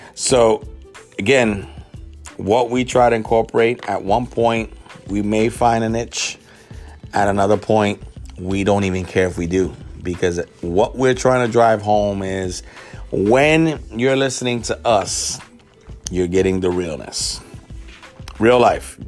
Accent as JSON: {"language": "English", "town": "New York City", "region": "New York", "country": "United States", "tie": "born or raised there", "said": "I'm a kid from the South Bronx"}